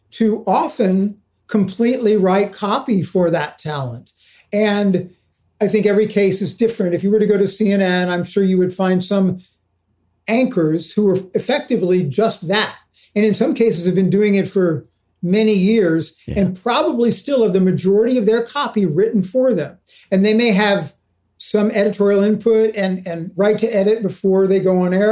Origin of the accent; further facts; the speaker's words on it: Houston, Texas, United States; moved away; I've been a kid actor growing up in Houston.